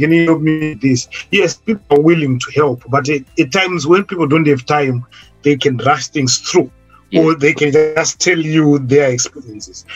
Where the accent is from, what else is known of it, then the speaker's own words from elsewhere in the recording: Zimbabwe; moved away as an adult; now in United Kingdom; I was coming from Zimbabwe as someone who claimed to be experienced because I'd worked in Zimbabwe